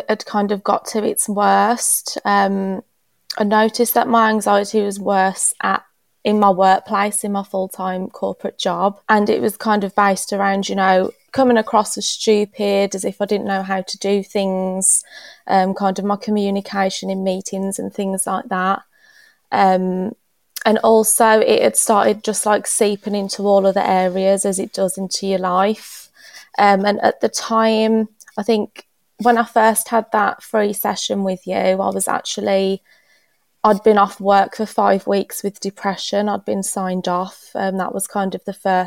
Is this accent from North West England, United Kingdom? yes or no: no; Dudley, West Midlands, United Kingdom; now in Perton, United Kingdom; I'm from Dudley, which is in the Black Country, and I'm living in Perton now, just outside Wolverhampton